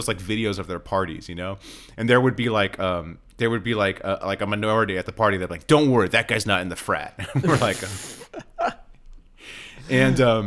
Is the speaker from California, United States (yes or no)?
yes; Sierra Madre, California, United States; born or raised there